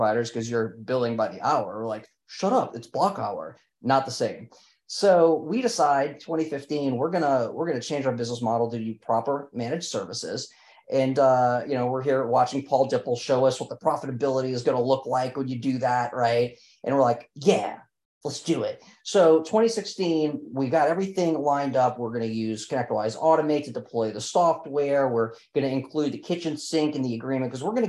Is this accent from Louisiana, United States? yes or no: yes; New Orleans, Louisiana, United States; we're both from New Orleans